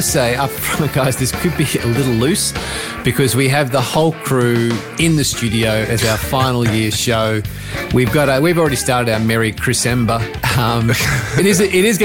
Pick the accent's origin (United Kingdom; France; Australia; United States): Australia; an Aussie rock kid growing up